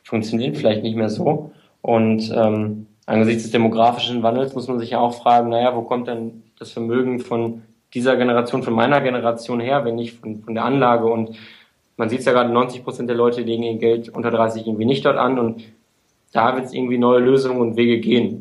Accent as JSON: {"language": "German", "town": "Münster", "region": "North Rhine-Westphalia", "country": "Germany", "also_born_or_lived": "Hamburg", "moved": "as an adult", "lives_now": "Munich, Germany", "said": "komme halt aus dem Westfalen, aus Münster"}